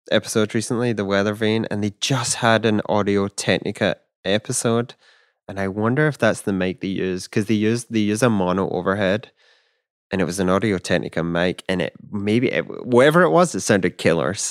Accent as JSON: {"language": "English", "region": "Scotland", "country": "United Kingdom", "tie": "born or raised there", "said": "growing up in Scotland, that's I'd be like, yeah, I can get you half Scotch and half something else."}